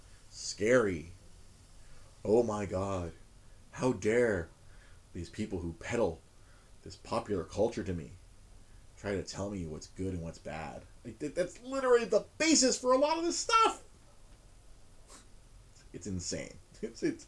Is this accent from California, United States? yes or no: yes; Los Angeles, California, United States; I grew up watching MASH on Fox 11 here in Los Angeles, California.